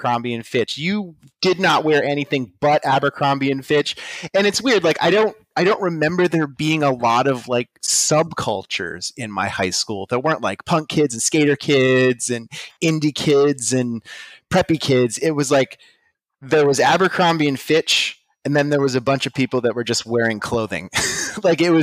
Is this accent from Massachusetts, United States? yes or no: no; Pittsburgh, Pennsylvania, United States; I'm from the Pittsburgh, Pennsylvania area